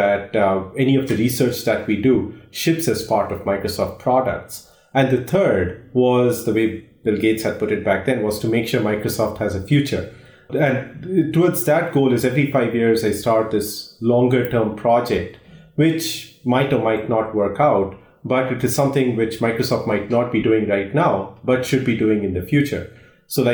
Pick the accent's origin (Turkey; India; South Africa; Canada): India; moved away; I grew up in India